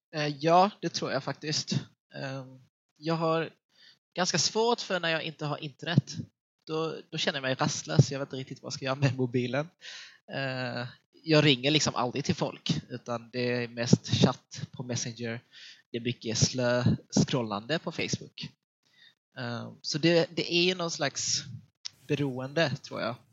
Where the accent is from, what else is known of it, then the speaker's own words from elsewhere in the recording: Helsingborg, Skåne, Sweden; accent: Scanian; moved away as an adult; now in Gothenburg, Sweden; Jag är född och uppvuxen i Helsingborg, uh, vilket ligger i nordvästra Skåne